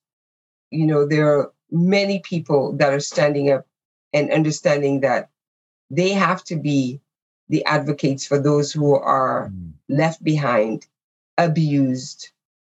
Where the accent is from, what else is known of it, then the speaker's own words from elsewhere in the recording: Canada; who we are as Canadians